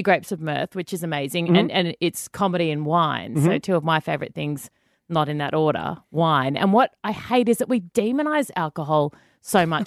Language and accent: English; Canberra, Australian Capital Territory, Australia; I'm from Canberra